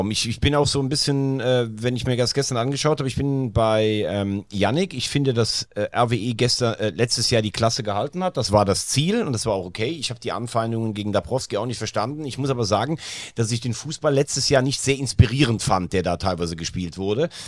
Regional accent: Rhineland, Germany; ist aber auch richtig gut, sage ich selbst als Rheinländer.

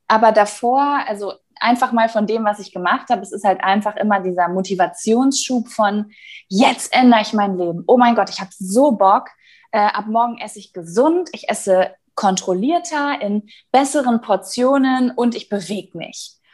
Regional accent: North Rhine-Westphalia, Germany; ich äh, wollte nämlich mit einem Mietwagen aus meiner Heimatstadt in Nordrhein-Westfalen nach Berlin fahren

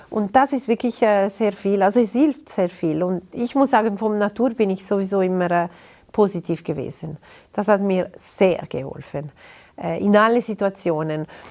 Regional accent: Ticino, Switzerland; German is a second language; Ich bin ein Tessiner Mensch

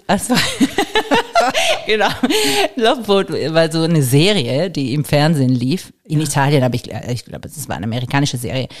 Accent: Karlsruhe, Baden-Württemberg, Germany; born or raised there; also born or lived in Varese, Italy

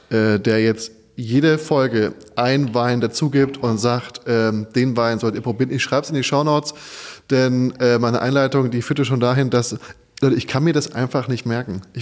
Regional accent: Odenwald, Germany; ich habe eine Spezialität aus meiner Heimat mitgebracht. Ich bin ja vom Odenwald, mehr oder weniger.

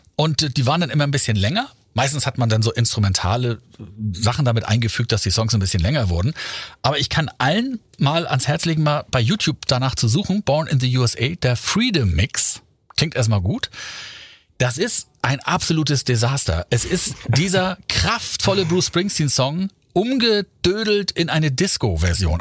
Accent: Germany; wir Deutschen

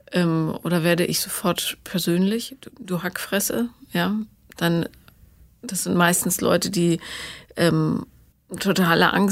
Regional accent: near Aachen, North Rhine-Westphalia, Germany; accent: Rhenish; aus der Nähe von Aachen.

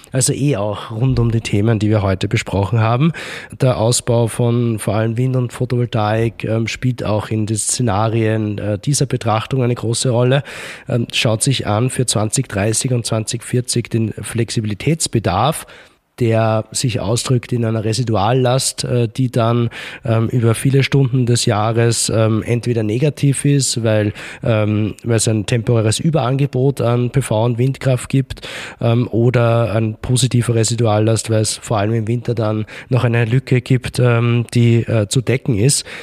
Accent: Ebensee, Upper Austria, Austria; Dort, wo ich herkomme, in Ebensee, hat sich die Energie AG jetzt gerade dazu entschlossen, ein, ich glaube, 170 MW oder waren es 270 MW Pumpspeicher Kraftwerk zu bauen.

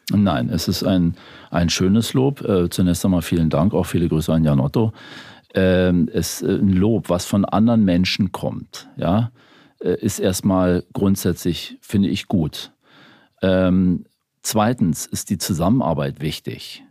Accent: Berlin, Germany; also born or lived in Bavaria; ich bin zwar in Bayern geboren, aber in Berlin aufgewachsen, in Spandau.

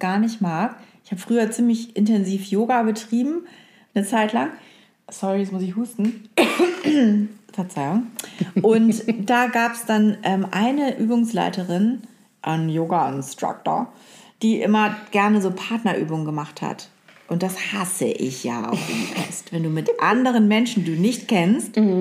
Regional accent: hometown in northern Germany, Germany; accent: Norddeutsch; in meiner Heimatstadt, die reden ja alle auch ein bisschen Norddeutsch da, ne? so ein bisschen breiter.

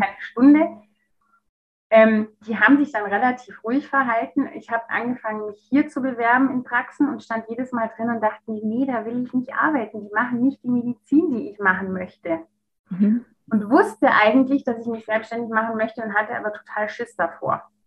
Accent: Stuttgart, Baden-Württemberg, Germany; moved away; also born or lived in Munich; hatte eine neue Stelle in Stuttgart. Da, wo ich herkomme ursprünglich

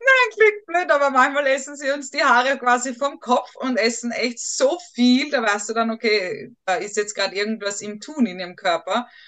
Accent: Tyrol, Austria; Das Gröstel als Tiroler.

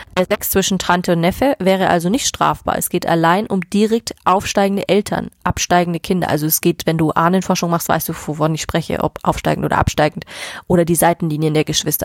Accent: Germany; Bei uns in Deutschland

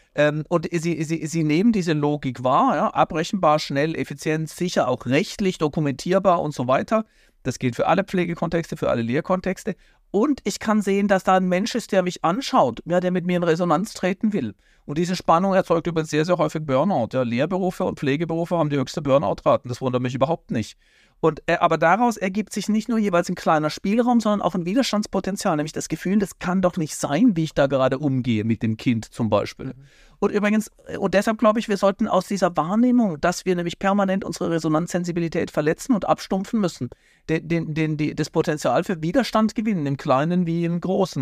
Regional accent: Baden-Württemberg, Germany; weil in Baden-Württemberg, wo ich herkomme

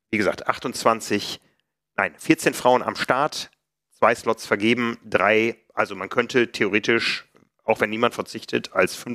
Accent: Hamburg, Germany; Für mich als Hamburger war es enorm steil.

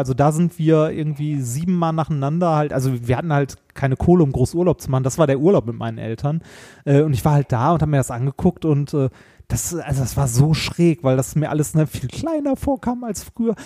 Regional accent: Essen, North Rhine-Westphalia, Germany; moved away; ich bin in Essen groß geworden

